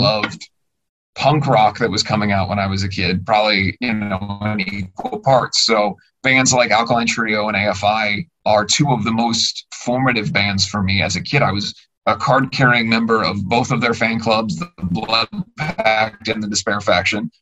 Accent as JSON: {"language": "English", "town": "Cincinnati", "region": "Ohio", "country": "United States", "said": "I'm from Cincinnati"}